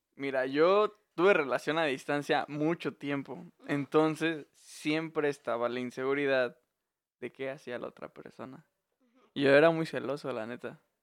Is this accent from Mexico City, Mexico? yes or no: no; Veracruz, Mexico; moved away; also born or lived in Zamora; soy de Veracruz